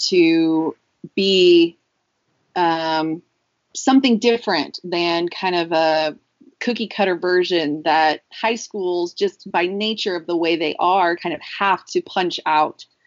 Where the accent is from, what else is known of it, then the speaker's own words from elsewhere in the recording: Dallas, Texas, United States; moved away as an adult; also born or lived in Nashville; now in South Carolina, United States; I'm originally from Dallas